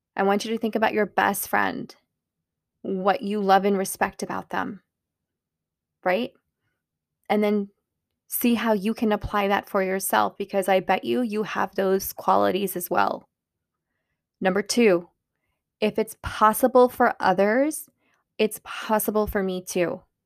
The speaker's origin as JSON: {"language": "English", "country": "Pakistan", "said": "I'm Pakistani"}